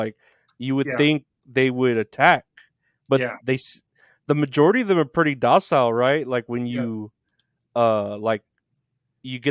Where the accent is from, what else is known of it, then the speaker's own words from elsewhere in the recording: San Antonio, Texas, United States; I'm from Texas